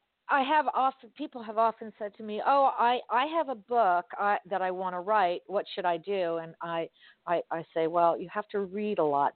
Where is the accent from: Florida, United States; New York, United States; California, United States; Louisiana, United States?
Florida, United States; Miami; I grew up in Miami and there was a huge drug influence during the 70s and 80s.